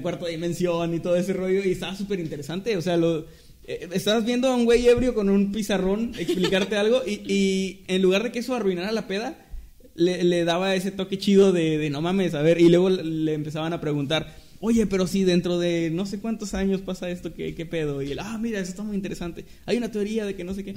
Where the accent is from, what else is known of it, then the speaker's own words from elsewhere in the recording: Mexico; somos mexicanos